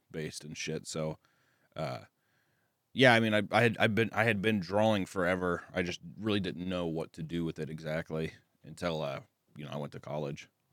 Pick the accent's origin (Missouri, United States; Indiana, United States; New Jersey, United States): Missouri, United States; Kearney; accent: Southern; I'm from Kearney, Missouri, which is, like, a little outside of Kansas City